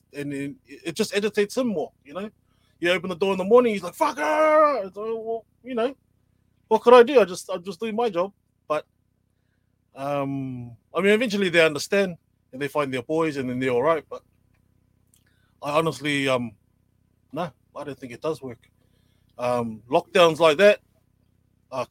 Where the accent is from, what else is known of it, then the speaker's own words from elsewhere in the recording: Auckland, New Zealand; I'm from Mangere, grew up in Mangere, Samoan